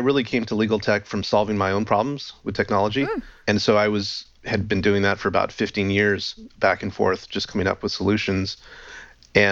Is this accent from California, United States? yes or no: yes; Los Angeles, California, United States; moved away as an adult; now in Vancouver, Canada; I'm actually originally from Los Angeles, but I live up here now.